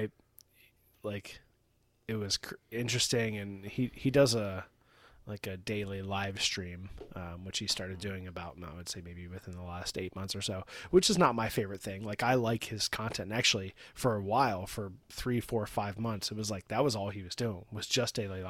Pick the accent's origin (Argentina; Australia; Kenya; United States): United States; West Coast; Like, I'm from the West Coast. So I'm, like, playing up the West Coast thing, you know?